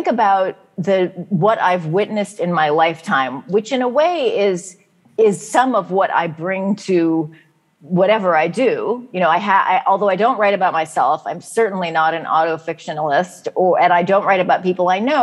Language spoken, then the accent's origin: English; San Francisco, California, United States; growing up in San Francisco in the 1970s